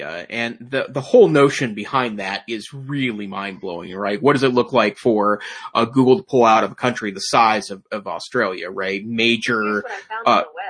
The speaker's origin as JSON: {"language": "English", "country": "United States", "said": "I'm an American"}